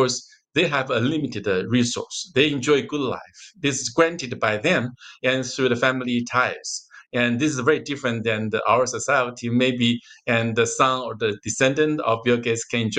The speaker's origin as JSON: {"language": "English", "country": "Taiwan", "tie": "born or raised there", "also_born_or_lived": "Japan", "moved": "yes", "lives_now": "United States", "said": "I was born in Taiwan, but we still raised as Chinese"}